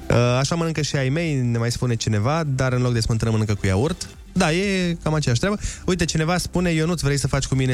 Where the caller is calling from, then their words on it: Timișoara, Timiș County, Romania; sunt din Timișoara.